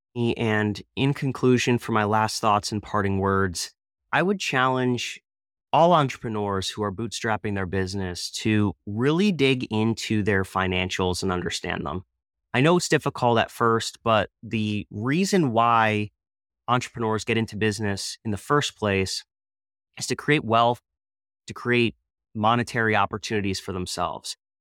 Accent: Easton, Pennsylvania, United States; I'm from the Easton, Pennsylvania area

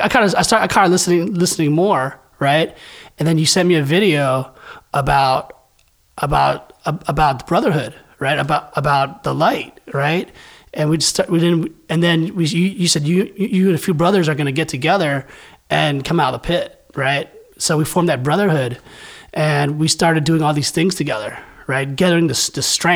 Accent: San Francisco Bay Area, California, United States; So I'm from San Francisco Bay Area

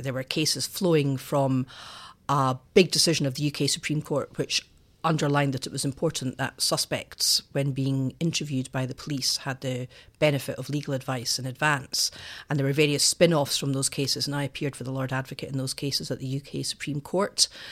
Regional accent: Edinburgh, Scotland, United Kingdom; I went to a small girls' convent school on the south side of Edinburgh for my secondary

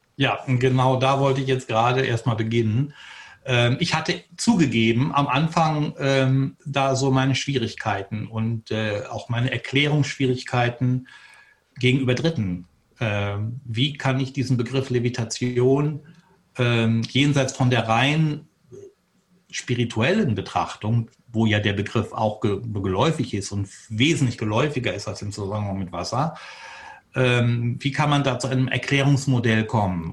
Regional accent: Detmold, North Rhine-Westphalia, Germany; Ich bin in Detmold geboren, 1959

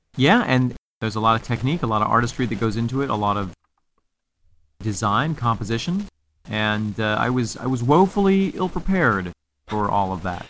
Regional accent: Mexico, New York, United States; Casey's Cottage is a historical cottage in my hometown of Mexico, New

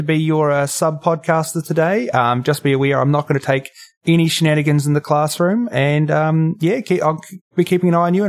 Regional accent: New Zealand; You may be able to tell from my accent, if you've got nicely trained ears, that I'm not Australian. I am, in fact, a Kiwi

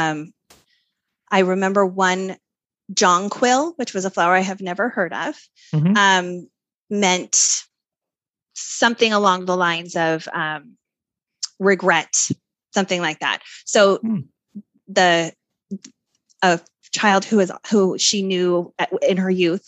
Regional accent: Salt Lake City, Utah, United States; moved away; Oh, I grew up there. I grew up in Salt Lake.

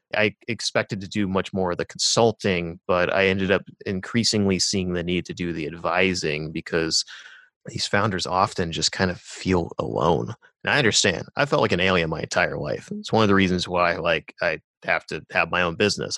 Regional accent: Rust Belt, United States; moved away; my hometown, like, there's a Rust Belt town

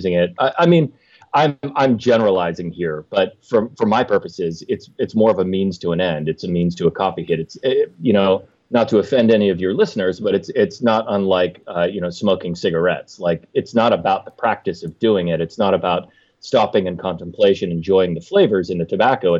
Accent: Meadville, Pennsylvania, United States; my hometown of Meadville, Pennsylvania.

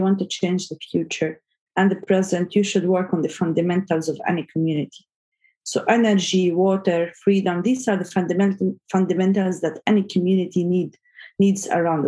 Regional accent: Gaza, Gaza Strip, Palestine; moved away as an adult; now in Saudi Arabia; I was born in Gaza and I grew up there

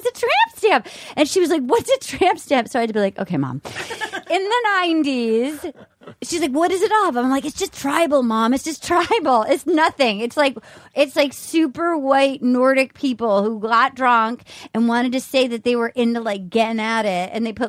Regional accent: Little Compton, Rhode Island, United States; born or raised there; moved away

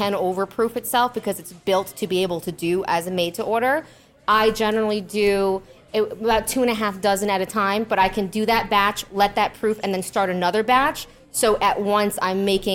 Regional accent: New York, United States; I'm from New York

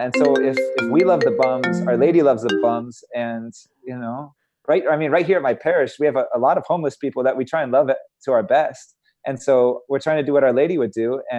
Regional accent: Santa Monica, California, United States; starting on the west side of LA, because I grew up in Santa Monica.

